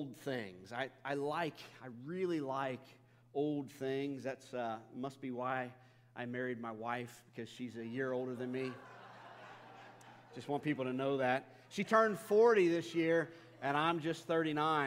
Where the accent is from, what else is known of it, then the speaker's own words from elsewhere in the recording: Northern Kentucky, United States; in my hometown where I grew up in Northern Kentucky